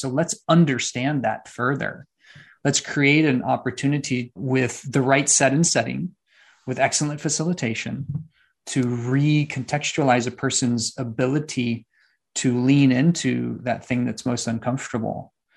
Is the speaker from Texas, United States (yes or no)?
yes; San Antonio, Texas, United States; also born or lived in Austin, Texas; Right now, I'm in Austin, Texas, back home. I'm from San Antonio and Austin.